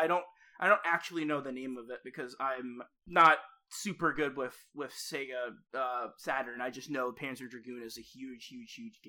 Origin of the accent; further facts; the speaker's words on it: Virginia, United States; growing up in Virginia, surrounded by history and all